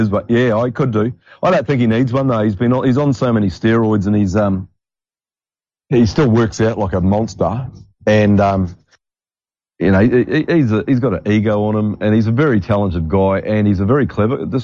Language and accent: English; Australia; I'm the Australian Gerald McBoing boy.